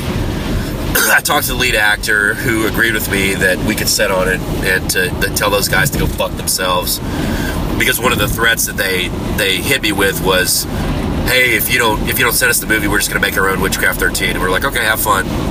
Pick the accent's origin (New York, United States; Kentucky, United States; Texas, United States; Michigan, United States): Texas, United States; Houston; I'm from Houston